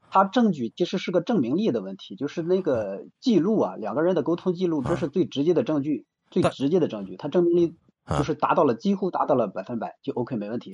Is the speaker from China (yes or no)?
yes; Shandong, China; moved away as an adult; now in Shenzhen, China; 我是现在的深圳，那个家是北方的山东人